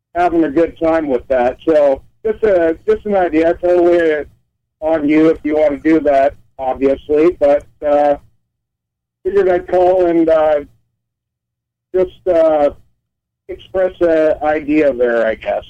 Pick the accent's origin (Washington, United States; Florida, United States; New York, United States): Washington, United States; Colfax; Colfax, Washington